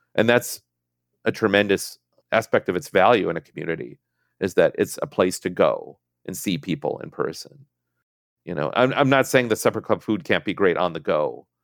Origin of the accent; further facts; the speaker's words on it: Minnesota, United States; moved away; I'm from Minnesota